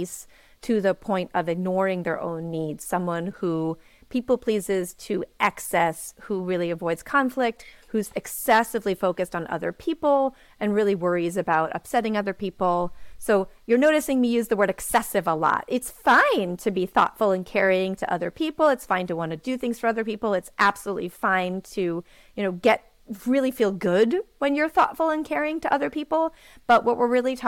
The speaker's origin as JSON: {"language": "English", "town": "New York City", "region": "New York", "country": "United States", "said": "I am from New York City."}